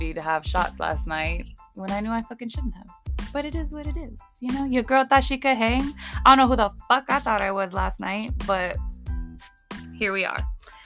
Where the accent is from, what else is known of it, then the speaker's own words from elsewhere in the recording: Arizona, United States; for the most part here in Phoenix or here in Arizona, like a lot of us just stay here.